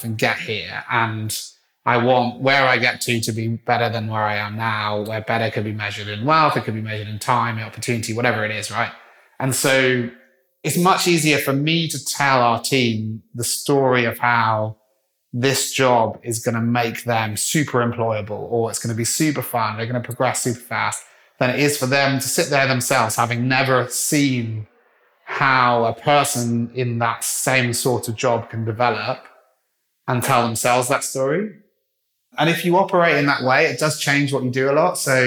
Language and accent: English; Wales, United Kingdom; I'm a Welshman